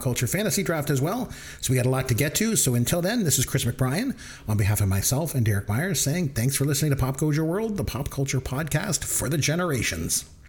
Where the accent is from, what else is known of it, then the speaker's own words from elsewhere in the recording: Canada; we're from Canada and it's cold